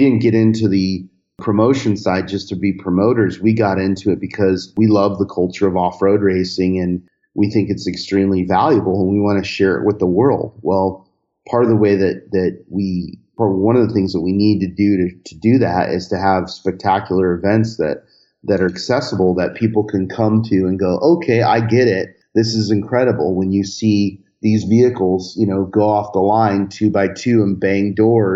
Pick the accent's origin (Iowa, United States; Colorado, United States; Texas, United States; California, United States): California, United States; Southern; growing up in Southern California, you start with these very rudimentary VW-powered vehicles